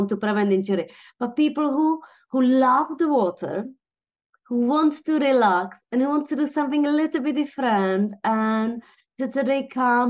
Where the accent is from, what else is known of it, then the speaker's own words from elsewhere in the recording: Teplice, Ústí nad Labem Region, Czechia; moved away as an adult; now in United Kingdom; I was born in Bohemia in a town called Teplice